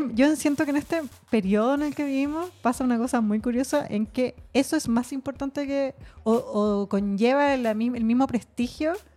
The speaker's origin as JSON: {"language": "Spanish", "country": "Chile"}